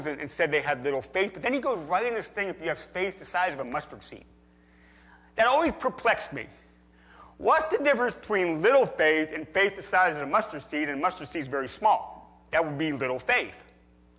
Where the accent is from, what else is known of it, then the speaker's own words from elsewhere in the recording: near Gettysburg, Pennsylvania, United States; I grew up near Gettysburg, Pennsylvania